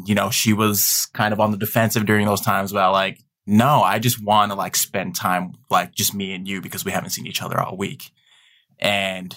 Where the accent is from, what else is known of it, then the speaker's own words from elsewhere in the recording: Salt Lake City, Utah, United States; I was born and raised in Salt Lake City, Utah